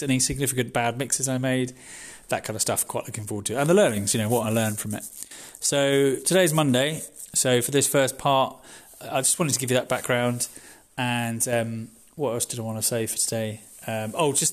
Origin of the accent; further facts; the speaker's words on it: United Kingdom; now in Amendi; me being British